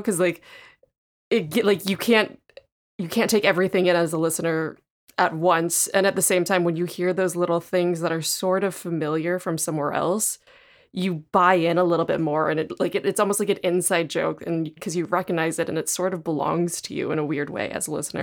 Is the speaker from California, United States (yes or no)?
yes; Southern California, United States; I grew up in Southern California